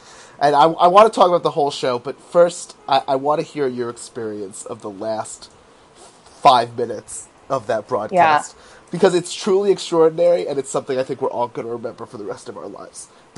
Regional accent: New York, United States; now in Chicago, United States; I'm from New York

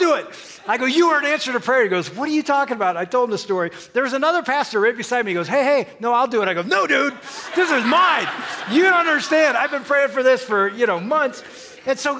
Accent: Michigan, United States; … and … from Michigan.

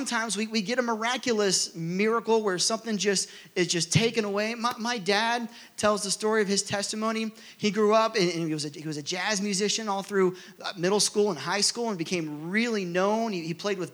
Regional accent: Rogers, Ohio, United States; where I grew up in Rogers, Ohio

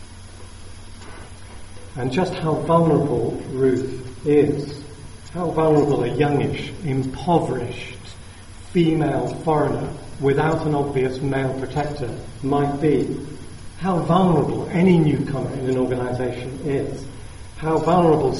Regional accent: South of England, United Kingdom; being Southern English people

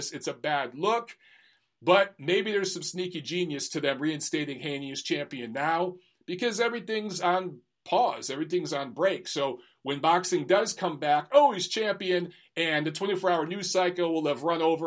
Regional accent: Detroit, Michigan, United States; moved away; I grew up in Michigan. I'm from Detroit.

